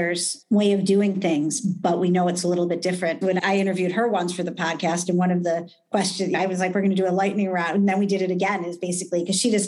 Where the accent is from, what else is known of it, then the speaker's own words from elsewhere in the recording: United States; being an American